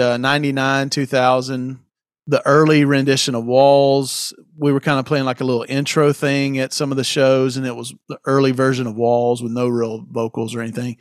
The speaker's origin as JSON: {"language": "English", "region": "South Carolina", "country": "United States", "tie": "born or raised there", "said": "I, I grew up in South Carolina"}